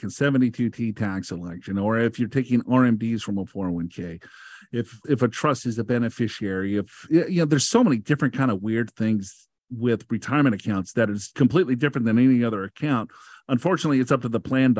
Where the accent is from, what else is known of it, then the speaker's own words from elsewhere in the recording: Minnesota, United States; I'm from Minnesota